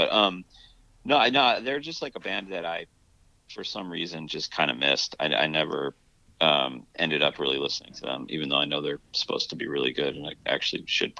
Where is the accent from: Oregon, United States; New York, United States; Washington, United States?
New York, United States; Long Island; moved away as an adult; also born or lived in Boston / Los Angeles; I was living in Boston and I grew up on Long Island